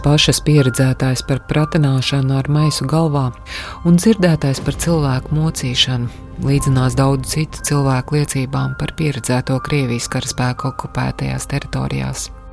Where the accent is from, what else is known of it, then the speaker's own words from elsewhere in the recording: Latvia; esmu no Latvijas